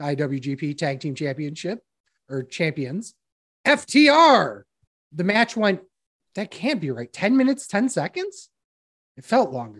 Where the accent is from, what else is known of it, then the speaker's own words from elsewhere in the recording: Rochester, New York, United States; now in Atlantic City, United States; I'm still from Rochester